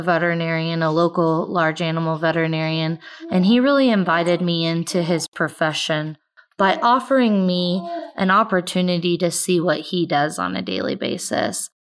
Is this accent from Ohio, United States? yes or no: no; Southwest Kansas, United States; I have resided in Kansas my entire life. I grew up in Southwest Kansas on a family farm and ranch.